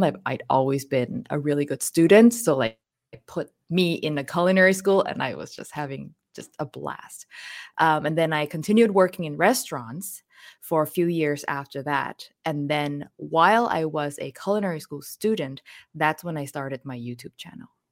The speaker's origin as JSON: {"language": "English", "town": "Hat Yai", "region": "Songkhla", "country": "Thailand", "tie": "born or raised there", "moved": "yes", "lives_now": "Vancouver, Canada", "said": "I was born in Hattjai, which is a town in southern Thailand, very close to Malaysia"}